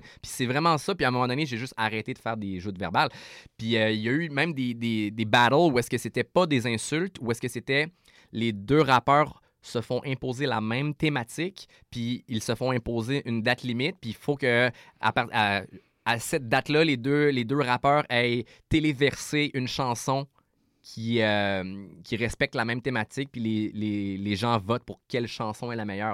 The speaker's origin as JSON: {"language": "French", "town": "Quebec City", "region": "Quebec", "country": "Canada", "said": "je viens de Québec"}